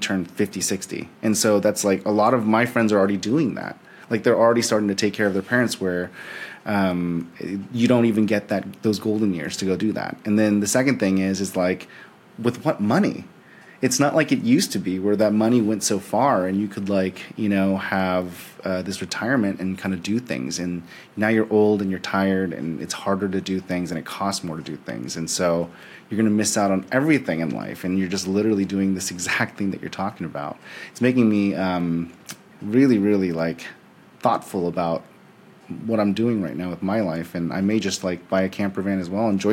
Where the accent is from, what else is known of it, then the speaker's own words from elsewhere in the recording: San Francisco, California, United States; moved away as an adult; now in Texas, United States; I grew up in San Francisco, so I kind of grew up in this like hyper vortex of Silicon Valley